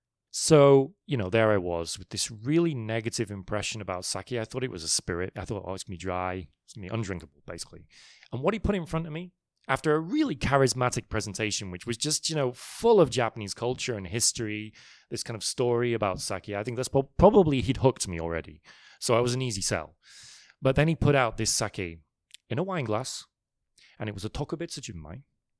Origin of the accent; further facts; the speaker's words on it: Manchester, North West England, United Kingdom; also born or lived in London; I was actually born in London, but then my family moved up to the north of England, a place called Manchester.